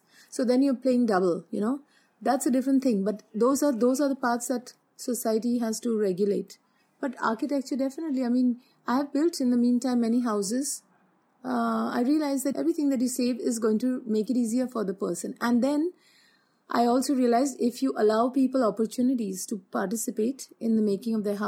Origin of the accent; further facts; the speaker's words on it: Mumbai, Maharashtra, India; moved away; also born or lived in Australia; I come from Bombay